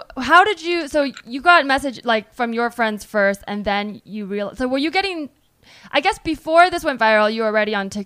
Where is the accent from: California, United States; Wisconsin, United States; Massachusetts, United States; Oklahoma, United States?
California, United States; Bay Area; I'm from the Bay Area